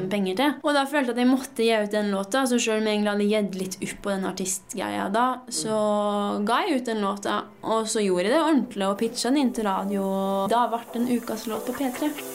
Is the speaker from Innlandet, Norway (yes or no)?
yes; Lesja, Innlandet, Norway; å ha vokst opp i Lesja, det har jeg utelukkende gode opplevelser med.